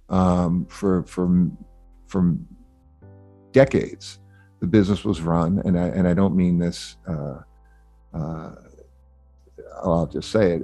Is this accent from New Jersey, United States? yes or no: yes; Wayne, New Jersey, United States; I was born in New Jersey, and in my, my early years, uh, we lived in, uh, in a town Wayne, New Jersey